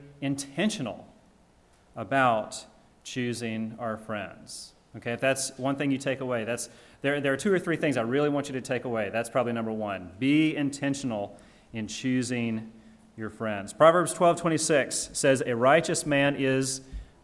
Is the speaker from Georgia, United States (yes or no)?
yes; Georgia, United States; When I was growing up living in my parents' house, I'm from Georgia. I'm a deep South boy.